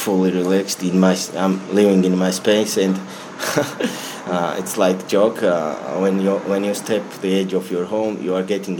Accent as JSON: {"language": "English", "region": "Tbilisi", "country": "Georgia", "tie": "born or raised there", "second_language": "English", "said": "I'm native. I mean, I'm citizen of. I have been born in Tbilisi, and I live here."}